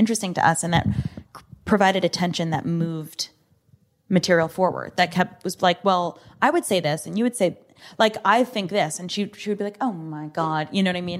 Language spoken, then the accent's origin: English; United States; I was born in this country